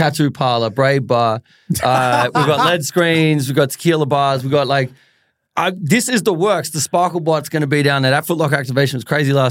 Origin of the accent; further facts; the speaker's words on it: Melbourne, Victoria, Australia; us growing up in Melbourne, Australia